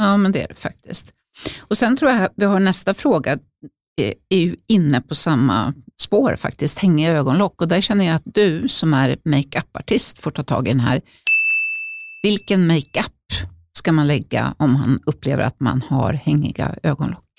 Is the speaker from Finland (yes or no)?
no; Uppsala, Uppsala County, Sweden; när jag växte upp i Uppsala